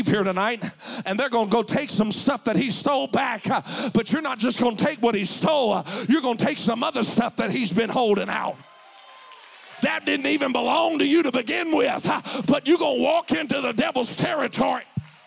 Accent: Mississippi, United States; moved away as an adult; now in Spokane, United States; this little Mississippi boy

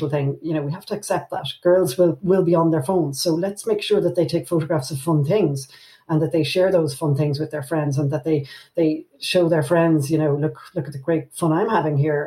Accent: near the Dublin Mountains, Leinster, Ireland; I was raised near the Dublin Mountains

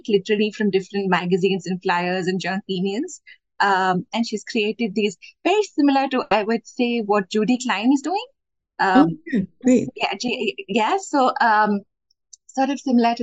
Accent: Bangalore, Karnataka, India; I am from Bangalore, India

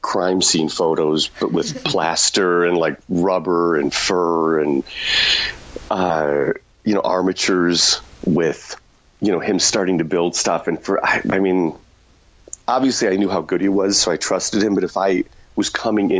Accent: Chicago, Illinois, United States; now in Los Angeles, United States; I'm from Chicago originally.

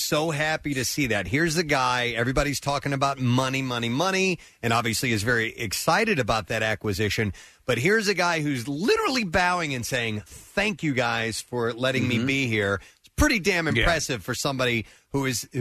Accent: St. Louis, Missouri, United States; I grew up in St. Louis

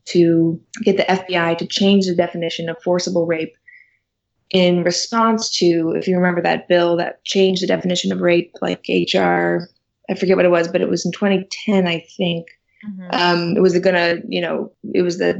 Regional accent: St. Louis, Missouri, United States; moved away; I'm from St. Louis, so I used to work with Jobs of Justice when I was in college

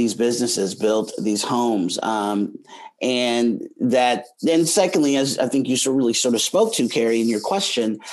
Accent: Oklahoma, United States; moved away; also born or lived in Chicago; all of us as Oklahomans were never taught this history in K-12 education. It was not taught in Oklahoma history class in eighth grade, ninth grade

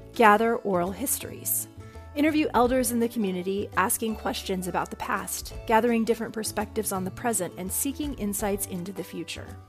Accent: California, United States; now in Virginia, United States; the story I grew up with in California in the 80s

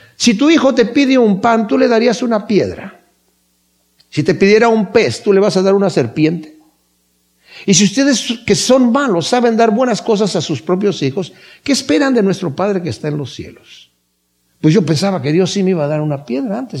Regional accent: Querétaro, Mexico; yo soy de Querétaro y veía peregrinaciones que se hacían de Querétaro a México

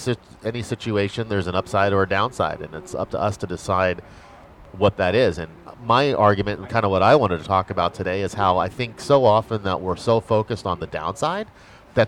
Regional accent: United States; as an American

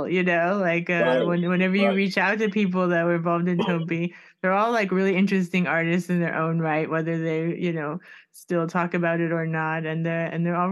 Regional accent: Miami, Florida, United States; I'm from Miami

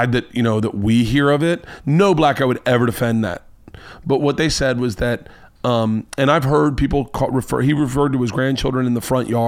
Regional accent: Florida, United States; I'm from Florida.

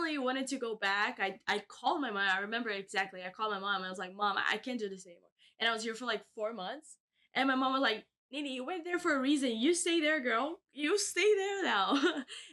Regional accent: Brazil; moved away as an adult; now in Kingston, Canada; my hometown in Brazil

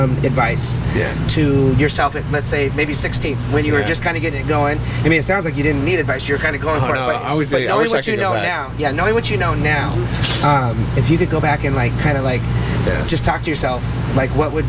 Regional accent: Alaska, United States; I grew up in Alaska.

